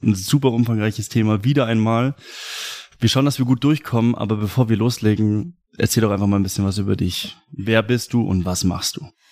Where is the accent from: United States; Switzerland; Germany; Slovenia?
Germany; ich bin Deutscher